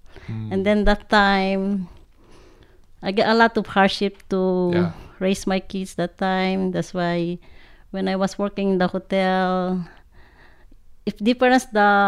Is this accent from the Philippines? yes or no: yes; Sarrat, Ilocos Region, Philippines; English is a second language; moved away as an adult; now in Hawaii, United States; I came from Philippines. I born and raised in there. In Sarat, Ilocos Norte, Philippines. I came here in Hawaii 1983.